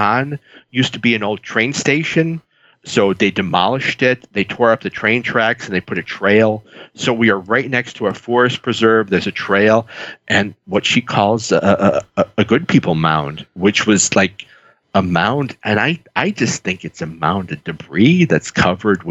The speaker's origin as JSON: {"language": "English", "town": "Chicago", "region": "Illinois", "country": "United States", "tie": "born or raised there", "said": "I grew up in the South Side of Chicago."}